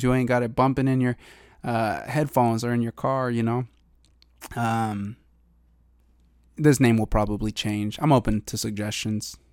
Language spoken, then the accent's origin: English; eastern Washington, United States; now in Seattle, United States; back home in eastern Washington, uh, to my hometown